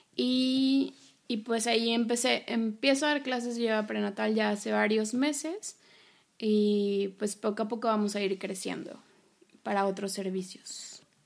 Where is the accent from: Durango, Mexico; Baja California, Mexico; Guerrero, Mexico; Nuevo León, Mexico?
Nuevo León, Mexico; Monterrey; moved away; yo soy de Monterrey y regresé a vivir a, mi ciudad de origen.